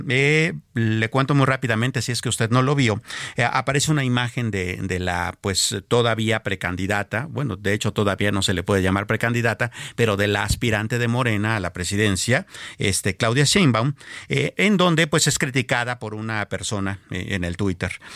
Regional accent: Mexico; nosotros como pueblo mexicano

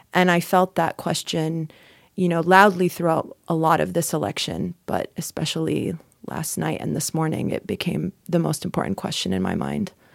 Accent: North Carolina, United States; I'm from North Carolina

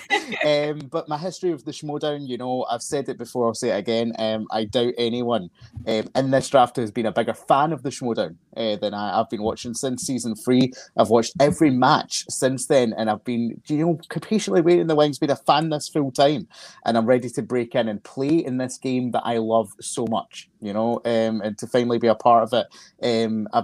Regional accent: Glasgow, Scotland, United Kingdom; I am from Glasgow in Scotland.

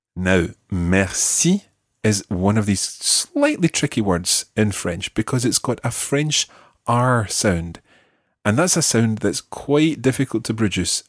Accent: Scotland, United Kingdom; we are Scottish

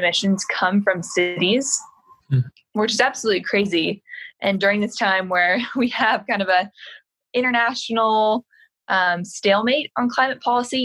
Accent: Seattle, Washington, United States; growing up in Seattle in the outdoors.

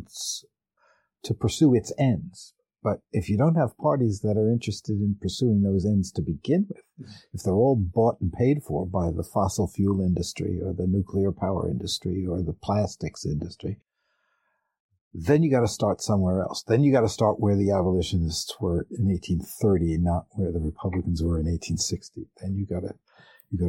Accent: New York, United States; also born or lived in California; I was born and raised in New York and I've lived in New York for 25 years

